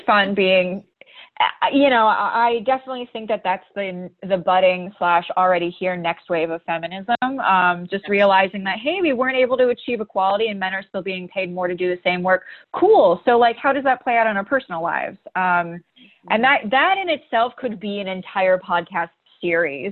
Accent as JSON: {"language": "English", "region": "Ohio", "country": "United States", "tie": "born or raised there", "also_born_or_lived": "Boston", "moved": "as an adult", "lives_now": "Los Angeles, United States", "said": "my mom ended up in Ohio. That's where I was born and raised."}